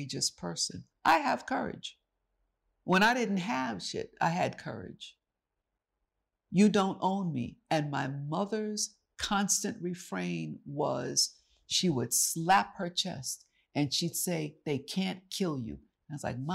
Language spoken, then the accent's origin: English; New York City, New York, United States; this is my hometown. This is New York City. I said, I'm from Harlem